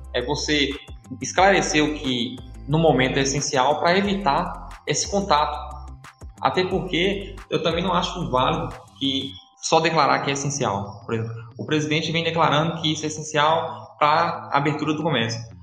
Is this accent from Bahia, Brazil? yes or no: yes; Condeúba, Bahia, Brazil; eu sou de uma cidade pequena, de Condeúba